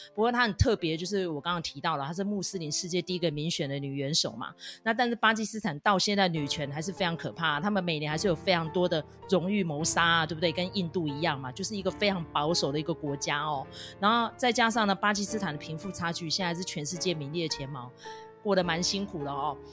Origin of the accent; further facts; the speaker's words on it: Taiwan; 我们是台湾人